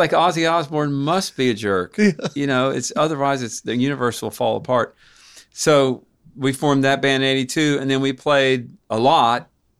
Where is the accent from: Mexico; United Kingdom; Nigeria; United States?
United States; Knoxville, Tennessee; born there; I was born in St. Mary's.